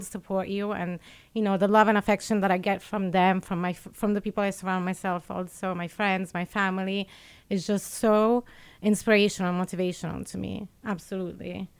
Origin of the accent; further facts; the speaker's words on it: Italy; moved away as an adult; also born or lived in Geneva; I was born in Italy.